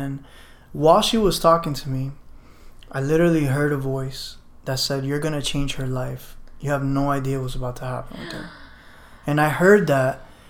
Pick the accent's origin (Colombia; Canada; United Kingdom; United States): Colombia; Barranquilla, Atlántico; No, I'm a family friend. I'm from Barranquilla.